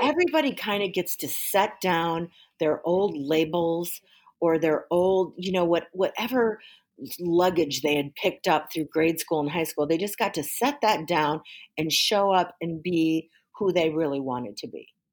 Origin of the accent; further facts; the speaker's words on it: Waukegan, Illinois, United States; also born or lived in Georgia / Hawaii / Washington, D.C.; I grew up in Waukegan, Illinois